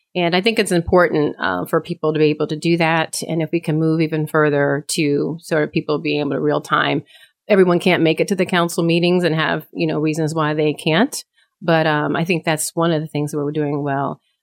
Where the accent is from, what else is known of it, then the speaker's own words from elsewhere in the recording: Eastern North Carolina, United States; also born or lived in Connecticut; I grew up in Connecticut, but when I turned ten, they moved back down to Eastern North Carolina